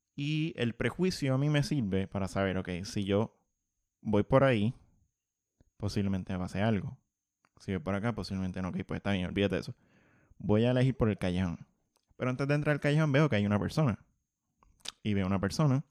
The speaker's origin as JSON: {"language": "Spanish", "country": "Puerto Rico", "tie": "born or raised there", "said": "yo soy de Monterrey"}